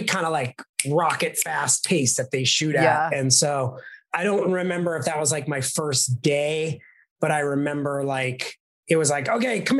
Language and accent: English; New York City, New York, United States; moved away as an adult; also born or lived in Los Angeles; I'm from New York City and I grew up there and I started acting from New York City and then moved out to Los Angeles when I was about 25